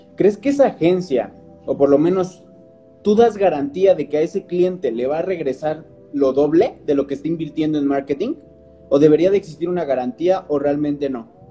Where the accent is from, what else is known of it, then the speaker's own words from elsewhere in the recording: Toluca, State of Mexico, Mexico; aquí en Toluca, nosotros somos de Toluca